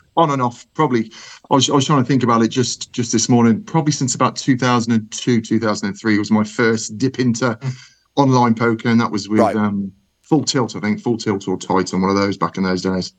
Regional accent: Birmingham, West Midlands, United Kingdom; accent: Brummy; my my my Brummy accent

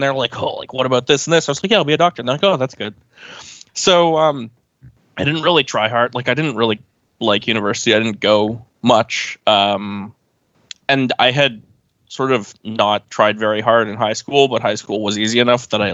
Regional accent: Oakville, Ontario, Canada; I'm from Oakville, which is a suburb of Toronto

